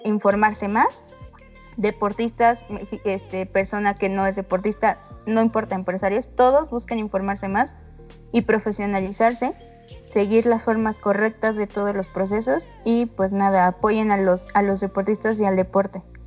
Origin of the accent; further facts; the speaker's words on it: Mexico; para que esto no nos siga manchando como mexicanos